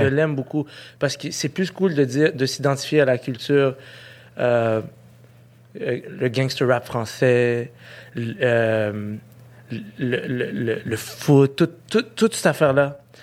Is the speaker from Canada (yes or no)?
yes; Quebec, Canada; je un Québécois, puis je suis un Canadien